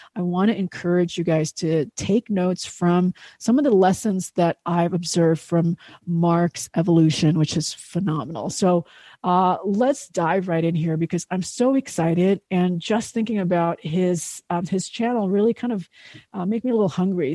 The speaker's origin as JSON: {"language": "English", "country": "Indonesia", "tie": "born or raised there", "said": "I grew up in Indonesia"}